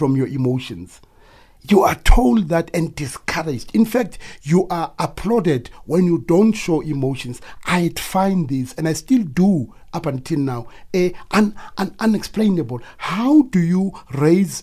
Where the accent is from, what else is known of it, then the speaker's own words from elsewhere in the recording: Sharpeville, Gauteng, South Africa; being part of the struggle then in my hometown in Sharkville